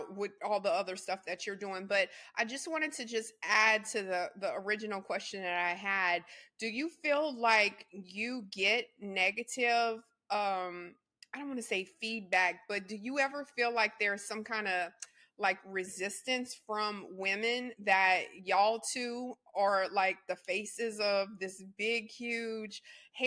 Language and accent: English; Louisiana, United States; I come from Louisiana.